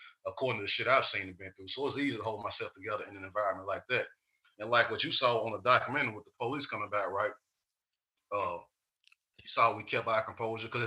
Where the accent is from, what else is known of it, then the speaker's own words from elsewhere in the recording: Chattanooga, Tennessee, United States; I'm from the West Side Project in Chattanooga, you know. So being raised in an environment like